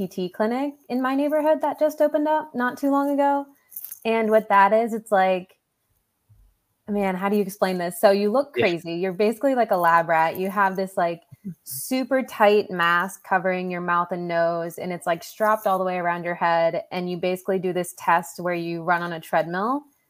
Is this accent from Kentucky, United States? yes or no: no; New Jersey, United States; also born or lived in Okinawa, Japan; I was born on an island and I grew up in New Jersey